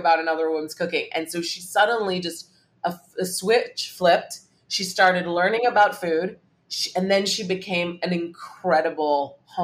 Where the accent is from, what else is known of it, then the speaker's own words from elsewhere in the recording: Hong Kong; I grew up in Hong Kong, and so was exposed to Cantonese food